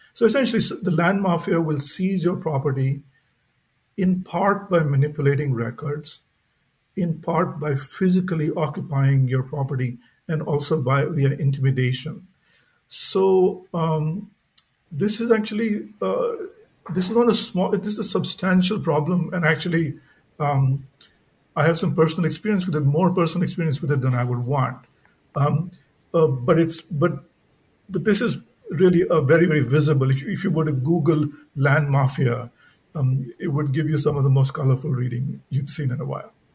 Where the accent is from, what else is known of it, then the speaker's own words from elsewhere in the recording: India; growing up in India